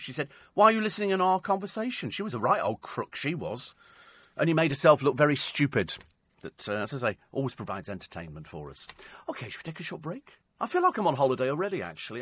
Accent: United Kingdom; I'm British.

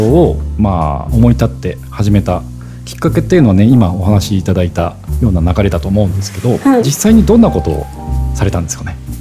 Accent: Zushi, Kanagawa, Japan; 僕逗子出身

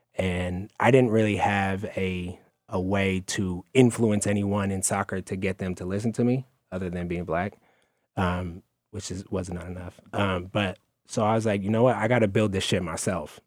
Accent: Oakland, California, United States; I'm from Oakland, California

